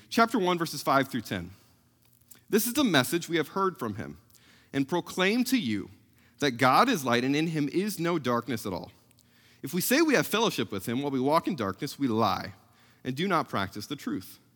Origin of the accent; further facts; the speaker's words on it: South Central Missouri, United States; moved away; growing up in South Central Missouri